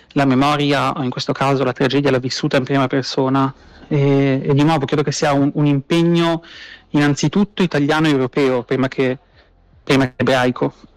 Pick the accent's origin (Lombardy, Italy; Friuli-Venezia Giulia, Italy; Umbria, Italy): Lombardy, Italy; Milan; moved away as an adult; now in Israel; Sono nato a Milano